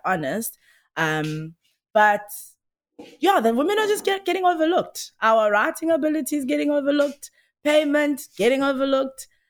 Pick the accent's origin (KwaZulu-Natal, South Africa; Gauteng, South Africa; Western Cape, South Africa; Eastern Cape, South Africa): KwaZulu-Natal, South Africa; Msinga; moved away; also born or lived in Durban; Where I was born was, uh, rural K Z N. It's a place called M C Inga